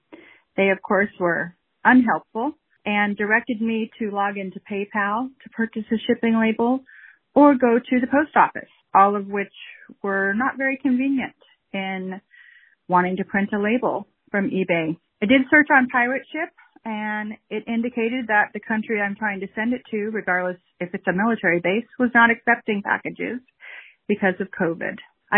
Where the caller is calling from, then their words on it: California, United States; I'm calling from California.